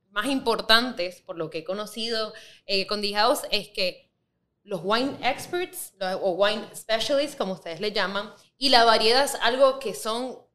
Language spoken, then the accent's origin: Spanish; Puerto Rico